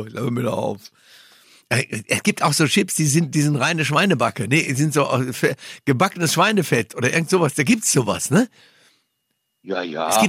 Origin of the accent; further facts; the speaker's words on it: North Rhine-Westphalia, Germany; Ja, also ist, bei uns im Ruhrgebiet zum Beispiel ist es auch so, dass die Leute wahrscheinlich schon auch tindern.